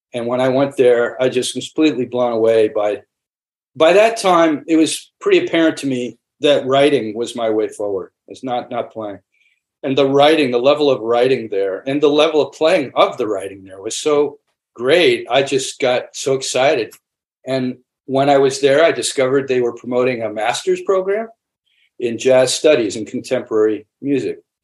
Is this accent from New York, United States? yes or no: yes; New York, United States; now in Los Angeles, United States; I'm based in Los Angeles, but I'm from New York. I grew up outside of another great city, New York